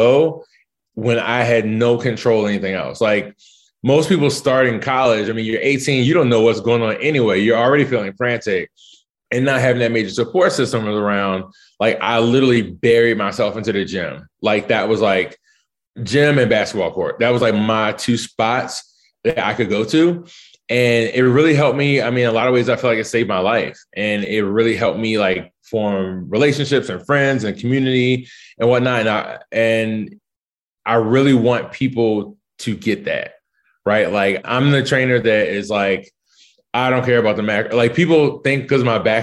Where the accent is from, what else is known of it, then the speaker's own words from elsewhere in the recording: Baltimore, Maryland, United States; moved away as an adult; also born or lived in Chapel Hill, North Carolina / Italy; now in Washington, DC, United States; I grew up in West Baltimore in the 80s.